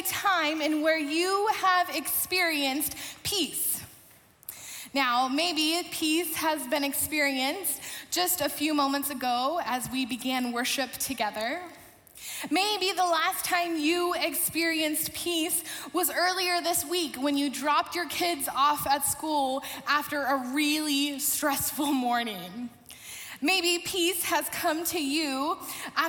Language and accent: English; Portland, Oregon, United States; moved away as an adult; also born or lived in Lincoln, Nebraska; I grew up in Portland, Oregon